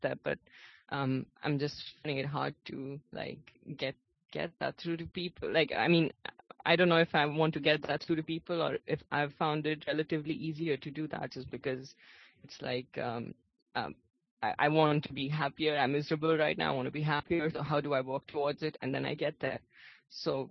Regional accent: India; I'm from India

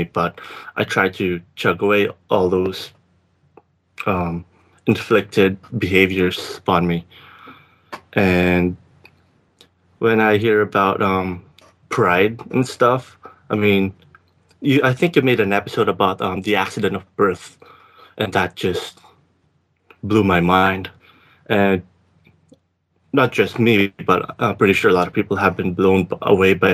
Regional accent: Philippines; accent: Filipino; English is a second language; moved away as an adult; now in Victoria, Canada; I did have a degree back in the Philippines in business.

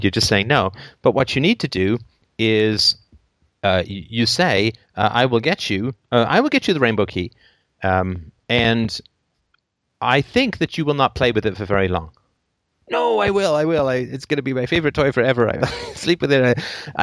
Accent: England, United Kingdom; I grew up in England in the 70s, and I went to boarding school

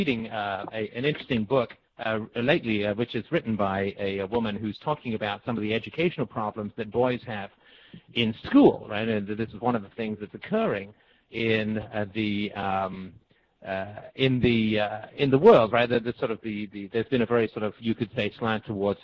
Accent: Canada; the sort of block apartment blocks where I grew up in Canada

